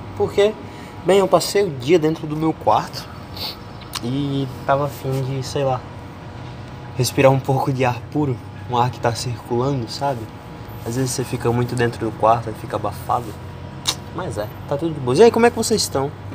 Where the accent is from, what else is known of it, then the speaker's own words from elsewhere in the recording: Paraíba, Brazil; accent: paraibano; Eu sou paraibano